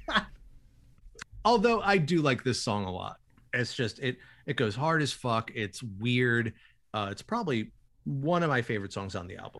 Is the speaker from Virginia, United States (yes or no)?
no; Winston-Salem, North Carolina, United States; my hometown of Winston-Salem